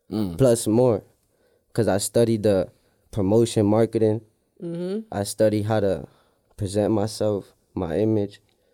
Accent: Holyoke, Massachusetts, United States; I'm from Holyoke, Massachusetts.

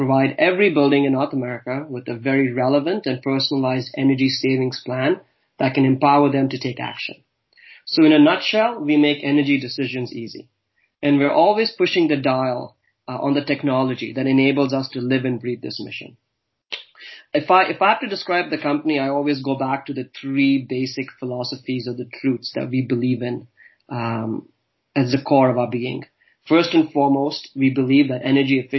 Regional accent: Dubai, United Arab Emirates; moved away as an adult; also born or lived in Pune, India / Halifax, Canada / Calgary, Canada / Amsterdam, Netherlands; now in Toronto, Canada; I was born in India, in a place called Pune. I grew up in Dubai, studied and worked all across Canada

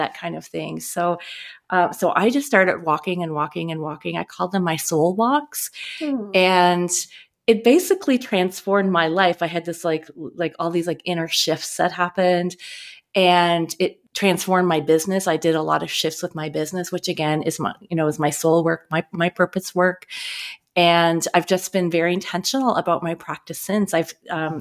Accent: Eastern Canada, Nova Scotia, Canada; moved away; also born or lived in Tallahassee, Florida; growing up in Eastern Canada. I was born in Nova Scotia

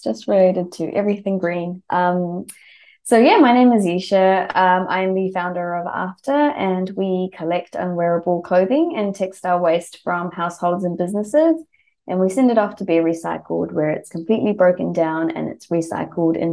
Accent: New Zealand; moved away as an adult; now in Melbourne, Australia; I was born and brought up in New Zealand

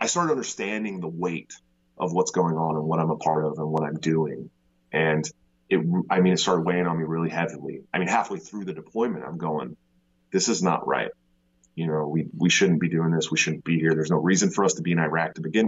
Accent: Bay Area, right outside of Oakland, California, United States; I'm born and raised in the Bay Area, right outside of Oakland

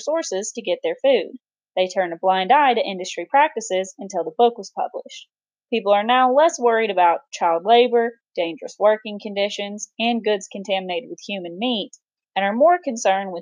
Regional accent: Alabama, United States; also born or lived in Tennessee / Florida; did my growing up in Alabama

